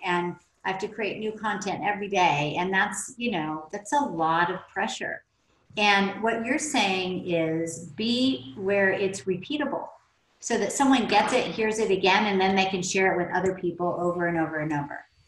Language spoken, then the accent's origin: English; Oklahoma, United States; I grew up in Oklahoma